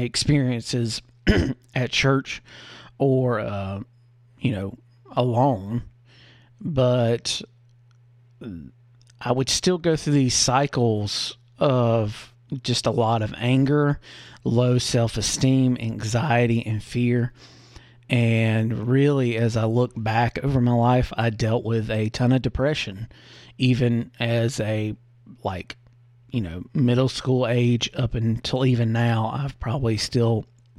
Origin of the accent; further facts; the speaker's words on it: the Bible Belt, the South, United States; I grew up in the Christian South, the Bible Belt